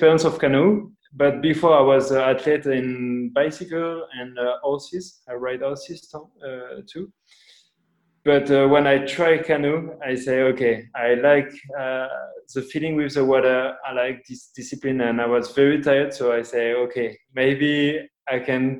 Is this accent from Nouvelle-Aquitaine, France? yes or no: yes; Angoulême, Nouvelle-Aquitaine, France; English is a second language; moved away as an adult; also born or lived in Spain / Portugal; now in Italy; I was born in France, in Angoulême, with a family of three brothers, one sister